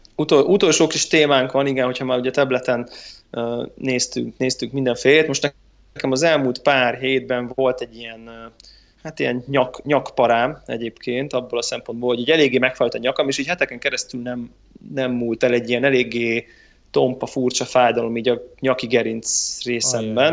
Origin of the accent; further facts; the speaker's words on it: Hungary